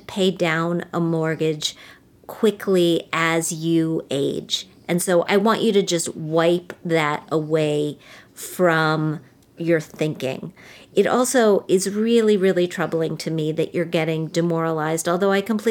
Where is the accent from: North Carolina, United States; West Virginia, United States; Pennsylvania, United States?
West Virginia, United States; I'm from West Virginia. I'm from a state where people got married really early.